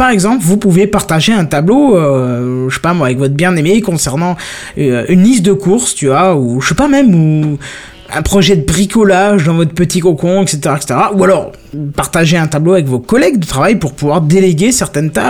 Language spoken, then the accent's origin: French; north-east France, France; C'est parce qu'on vient du nord-est de la France.